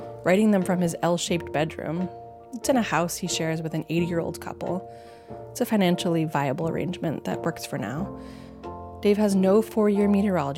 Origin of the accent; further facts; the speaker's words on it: Western Massachusetts, United States; moved away as an adult; I moved back to this area where I grew up in Western Massachusetts